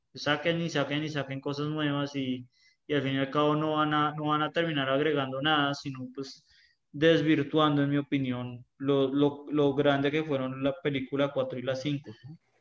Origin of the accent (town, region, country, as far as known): Colombia